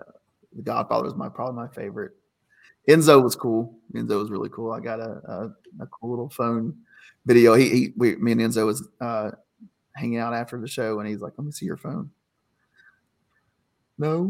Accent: Kentucky, United States; moved away as an adult; now in Ohio, United States; I was living in my home state of Kentucky. That's, like I said, that's where I'm from

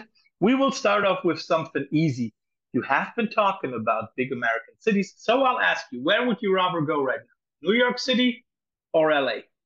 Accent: Cologne, North Rhine-Westphalia, Germany; Cologne, my hometown

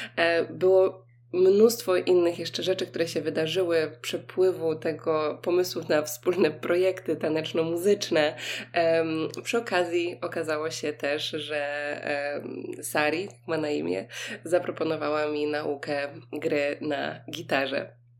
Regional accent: Poland; mówię, że jestem z Polski

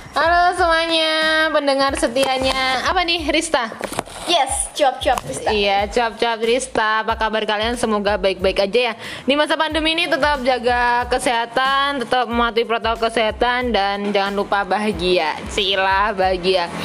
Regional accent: Pacitan, East Java, Indonesia; born there; Nah, saya lahir di Pacitan, kebetulan pas tanggal 5 November.

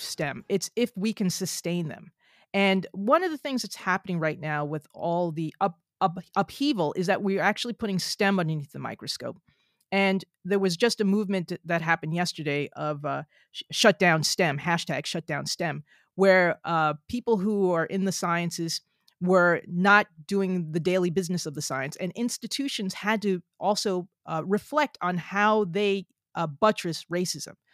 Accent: New Jersey, United States; I'm from New Jersey

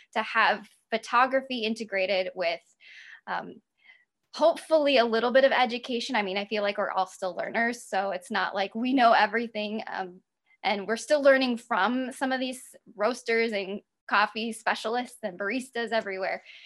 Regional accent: South Dakota, United States; now in Milwaukee, United States; I grew up in South Dakota, but then I moved to Milwaukee about 15 years ago.

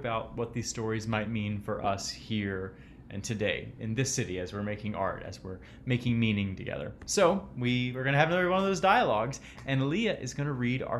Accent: North Carolina, United States; now in Baltimore, United States; I'm from North Carolina, where it's a little more common name

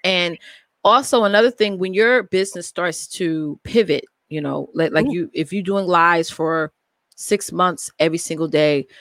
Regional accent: New York, United States; I am from New York, uh, born and raised here in New York.

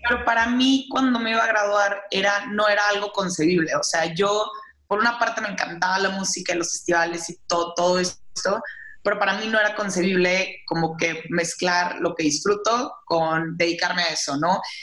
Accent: Saltillo, Coahuila, Mexico; moved away as an adult; also born or lived in Monterrey; now in Mexico City, Mexico; yo soy de Saltillo, digo, bueno, originalmente de Monterrey, pero he vivido toda mi vida en Saltillo prácticamente

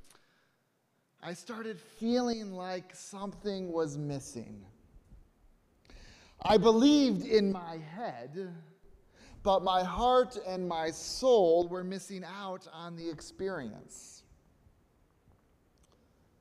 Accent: Connecticut, United States; I grew up in the United Church of Christ right here in Connecticut

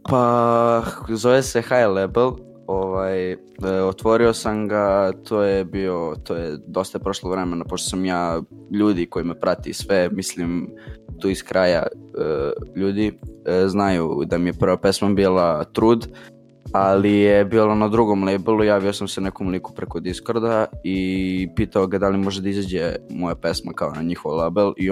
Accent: Belgrade, Serbia; e, dolazim iz Borče, imam 15 godina i bavim se muzikom.

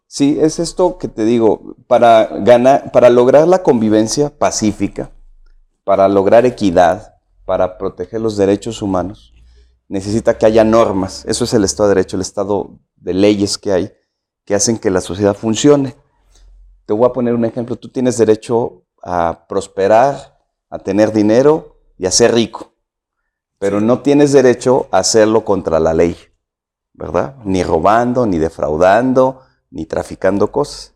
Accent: San Luis Potosí, Mexico; yo soy de aquí de la ciudad, de San Luis Potosí. Nací en el 66, eh, tengo 54 años. Eh, nací nací, crecí en, el norte de la ciudad

